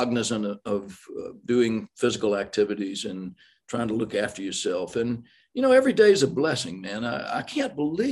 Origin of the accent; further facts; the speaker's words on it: the South, United States; accent: Southern; I'm from the South